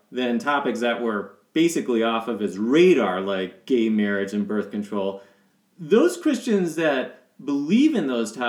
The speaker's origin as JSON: {"language": "English", "region": "Ohio", "country": "United States", "tie": "born or raised there", "moved": "yes", "lives_now": "Colorado Springs, United States", "said": "the people that we grew up with in Ohio"}